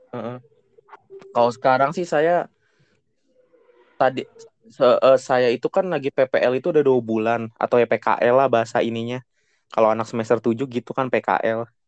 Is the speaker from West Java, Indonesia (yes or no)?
yes; Depok, West Java, Indonesia; gorengan khas sini, khas Depok, khas kota saya Depok